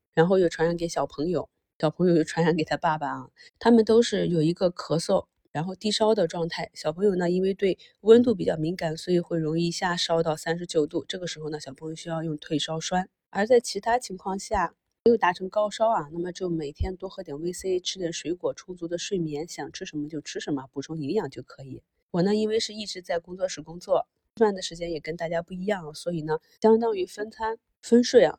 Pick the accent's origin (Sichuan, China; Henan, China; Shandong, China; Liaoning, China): Shandong, China; Qingdao; now in Beijing, China; 就像我的家乡青岛啊